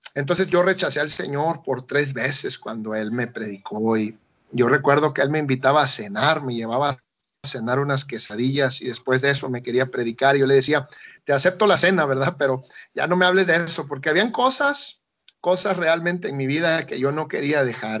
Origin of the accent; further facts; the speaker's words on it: Tapachula, Chiapas, Mexico; moved away as an adult; now in Ecuador; yo soy de, de México, soy chiapaneco, yo nací en Tapachula, Chiapas, un lugar de, en la frontera, a 20 minutos de la frontera con Guatemala. Crecí ahí.